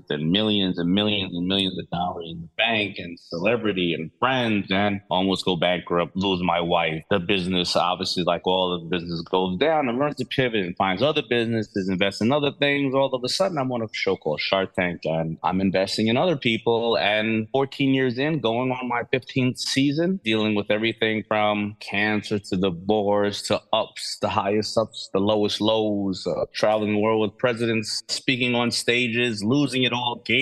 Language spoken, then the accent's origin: English; New York City, New York, United States; Basically, you know, kid growing up in New York City, loving fashion, loving hip hop, you know, raised by a single mother